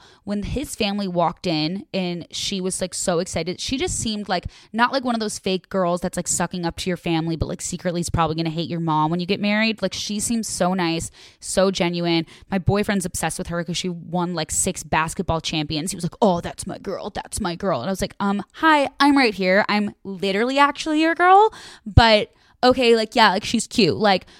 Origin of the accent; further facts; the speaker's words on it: Chicago, Illinois, United States; So she's from Chicago and I'm from Chicago.